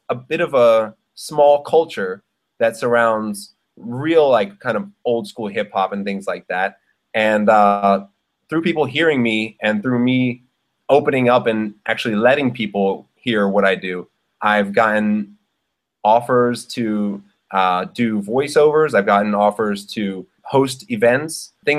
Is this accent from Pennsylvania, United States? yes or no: yes; Philadelphia, Pennsylvania, United States; moved away as an adult; also born or lived in Brooklyn, New York; now in Bangkok, Thailand; being an MC growing up in Philly